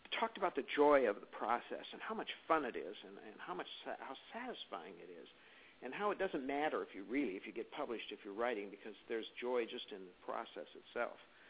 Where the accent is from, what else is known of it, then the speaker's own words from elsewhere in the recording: Illinois, United States; moved away as an adult; now in Seattle, United States; I was in my hometown in Illinois for 42 years of my life